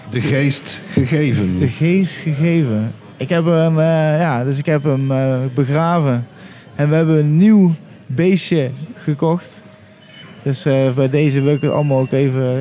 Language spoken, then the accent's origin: Dutch; Utrecht, Netherlands; Ja, ik kom uit Utrecht.